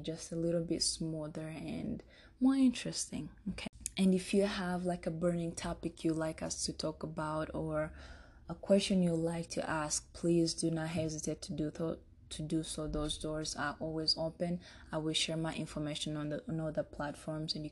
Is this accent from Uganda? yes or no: yes; Uganda; also born or lived in Rwanda; now in Denver, United States; I'm from Rwanda. I spent most of my childhood in Uganda, and 2020, I'm in the Mile High City, Denver, Colorado